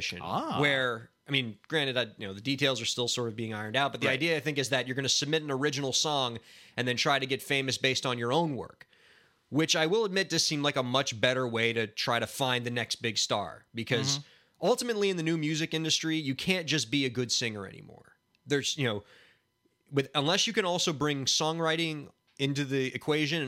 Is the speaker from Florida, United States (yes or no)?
yes; Miami, Florida, United States; We're from Miami where there's neither any snow nor mountains